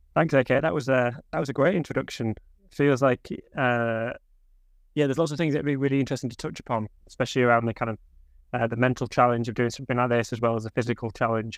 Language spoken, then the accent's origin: English; Hull, Yorkshire and the Humber, United Kingdom; I grew up in Hull